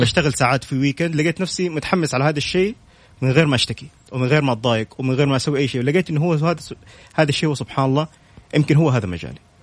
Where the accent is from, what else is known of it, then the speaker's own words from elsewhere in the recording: Saudi Arabia; كلنا كسعوديين